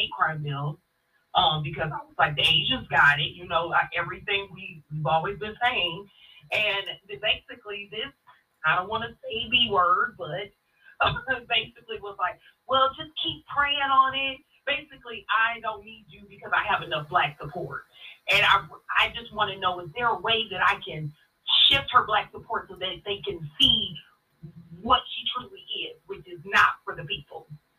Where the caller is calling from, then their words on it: Detroit, Michigan, United States; from Detroit.